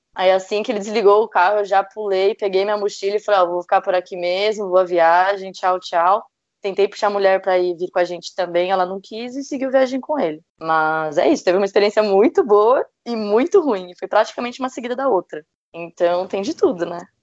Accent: Brazil; era brasileira

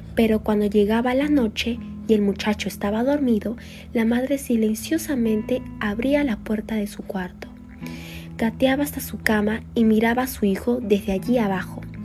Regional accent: Lima, Peru; tengo 17 años, soy de Lima

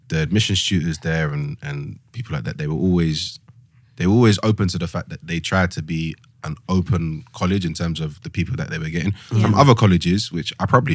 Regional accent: London, United Kingdom; I'm from East London.

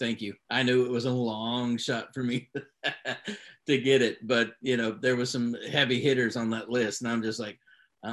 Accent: Kennewick, Washington, United States; moved away; the one town where Russ and I are from is called Kennewick, Washington.

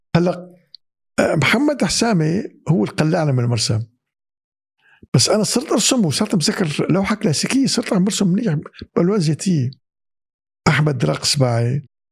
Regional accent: Syria; moved away; بالمدارس عندنا بسوريا

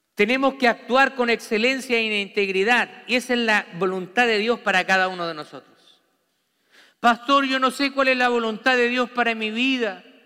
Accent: Santiago, Santiago Metropolitan Region, Chile; moved away; Yo viví en una ciudad grande, en Santiago de Chile

